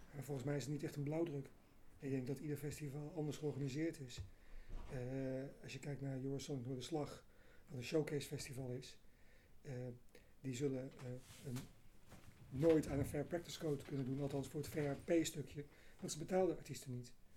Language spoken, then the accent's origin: Dutch; Amersfoort, Utrecht, Netherlands; moved away; van oorsprong ben ik Amersfoort, maar al een tijdje weg.